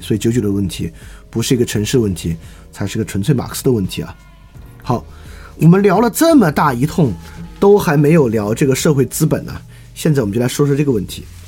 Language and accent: Chinese; Deyang, Sichuan, China; 我的家乡有一个二重厂，全国第二重型机械制造厂。这个二重厂呢，有自己厂的小学、中学、医院等等等等。实际上二重厂本身就形成了一个自足的城邦